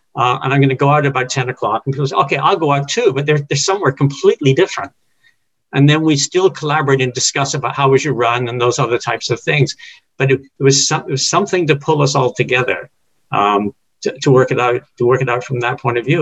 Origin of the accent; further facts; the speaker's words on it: England, United Kingdom; moved away; when I grew up in England, it's the local team